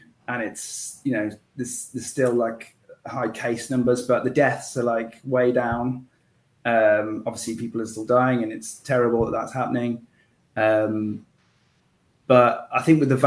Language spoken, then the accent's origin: English; Worcestershire, West Midlands, United Kingdom; I'm from the United Kingdom, in England, so in the West Midlands, in one of the shires. So I'm in Worcestershire.